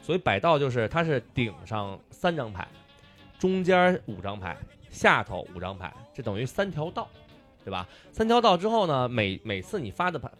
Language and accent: Chinese; Beijing, China; 作为北京人，传统意义上北京人，我觉得最无聊就是北京麻将